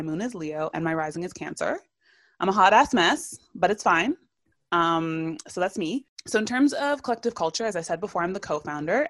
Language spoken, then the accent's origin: English; Toronto, Ontario, Canada; I, too, was born and raised in Toronto